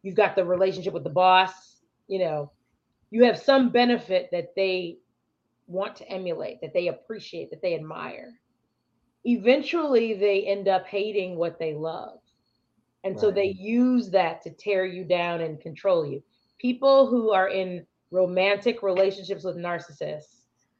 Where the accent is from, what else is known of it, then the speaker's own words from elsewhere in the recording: Chicago, Illinois, United States; I'm from Chicago